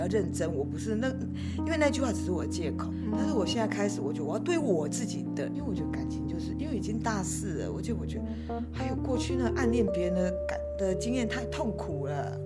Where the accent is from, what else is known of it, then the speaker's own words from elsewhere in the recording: Kaohsiung, Taiwan; moved away as an adult; 我是从南部来，不从高雄来的，然后我们南部人